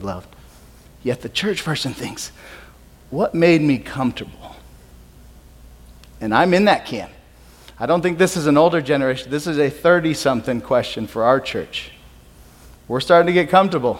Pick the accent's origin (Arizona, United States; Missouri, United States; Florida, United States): Arizona, United States; Peoria; I grew up in Peoria